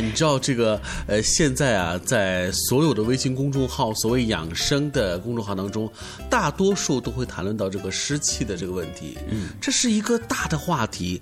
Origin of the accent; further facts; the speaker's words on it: China; 我们作为一个中国人，作为一个东方人